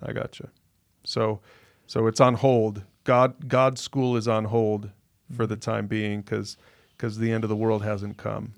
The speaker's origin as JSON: {"language": "English", "country": "United States", "said": "as an American"}